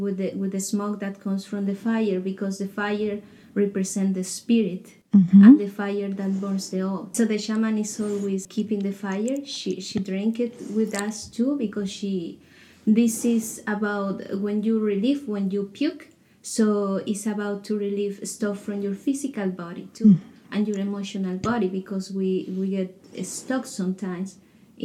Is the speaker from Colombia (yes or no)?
yes; Colombia; moved away as an adult; I am from Colombia. I came here 3 years ago